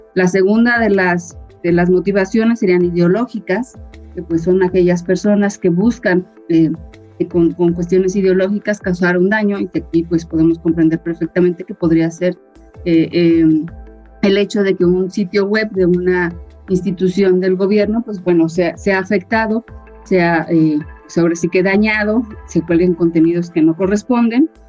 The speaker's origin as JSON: {"language": "Spanish", "region": "Guanajuato", "country": "Mexico", "tie": "born or raised there", "also_born_or_lived": "Mexico City", "said": "guanajuatense de corazón, prácticamente crecí en el estado de Guanajuato"}